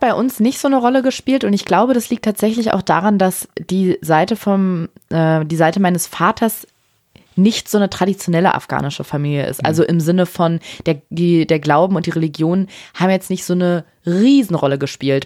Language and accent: German; Berlin, Germany; ich bin in Berlin geboren